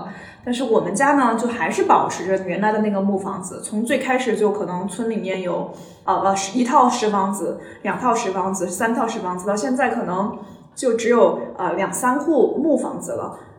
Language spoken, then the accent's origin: Chinese; China; 我觉得就是我们中国人对资产，特别是对这种不动产的这种追求，一直是还蛮重的。